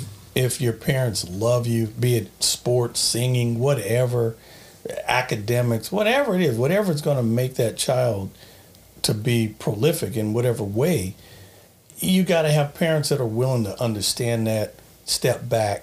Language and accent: English; Long Beach, California, United States; It was great. I mean, I grew up in Long Beach. It was funny. I went at one time to a Catholic school in Long Beach. It was kind of a private school.